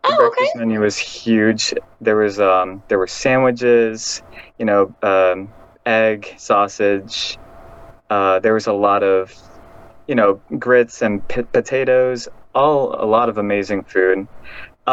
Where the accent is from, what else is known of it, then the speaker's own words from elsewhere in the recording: Wellington, Florida, United States; moved away as an adult; now in Tampa, United States; I'm from more down south in a city called Wellington, Florida.